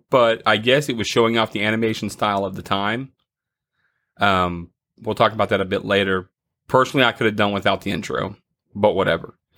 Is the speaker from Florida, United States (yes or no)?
yes; Florida, United States; I grew up in Florida